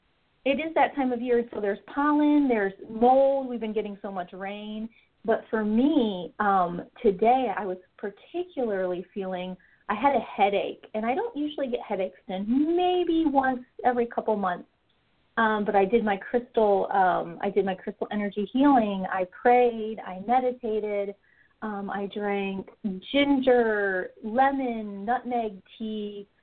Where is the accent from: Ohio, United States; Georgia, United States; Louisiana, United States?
Ohio, United States; moved away as an adult; now in Houston, United States; I know that when I moved here in 2009, I moved from Ohio, and I would have allergies every once in a while.